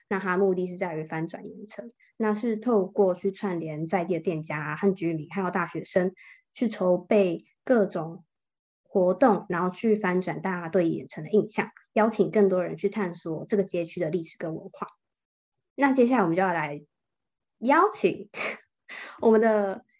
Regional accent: Taichung, Taiwan; moved away as an adult; now in Kaohsiung, Taiwan; 我是台中人，然后我在台中的这个区域，住的这个区域，可能因为是市区的关系，然后就有很多很挤的骑楼，然后也有很多车

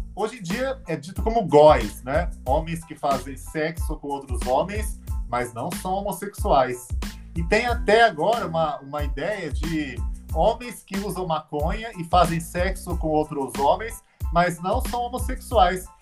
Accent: Orlândia, São Paulo, Brazil; estava numa escola em Orlândia, onde eu nasci, no interior de São Paulo

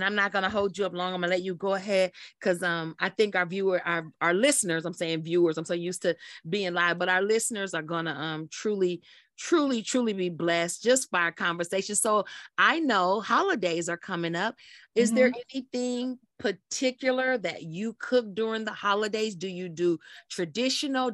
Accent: Kansas City, Missouri, United States; I love my hometown, Kansas City

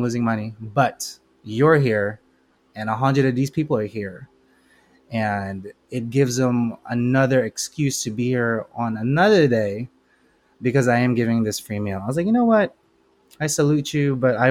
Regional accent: Philippines; now in United States; I'm Filipino. I was raised in the Philippines

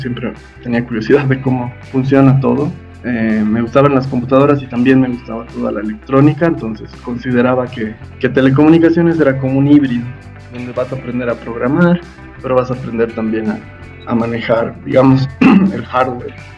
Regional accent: La Paz, Bolivia; yo nací aquí en La Paz, la mayor parte de mi vida la, la viví, la vivo acá en La Paz

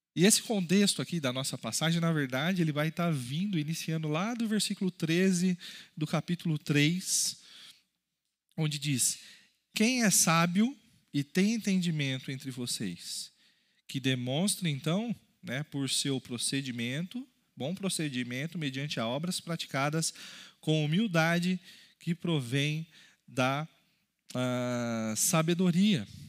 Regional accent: Brazil; Nós, como brasileiros, por exemplo, temos um país muito rico

